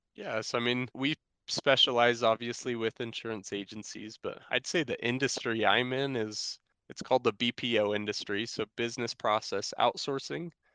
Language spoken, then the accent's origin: English; Sandy, Utah, United States; I grew up here in Salt Lake City, Utah, in Sandy